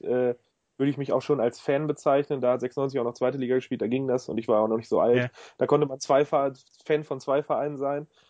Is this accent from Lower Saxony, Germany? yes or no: yes; Hanover, Lower Saxony, Germany; ich bin in Hannover geboren